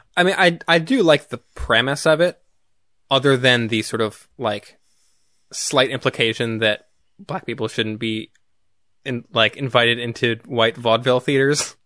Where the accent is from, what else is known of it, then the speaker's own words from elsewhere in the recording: United States; as an American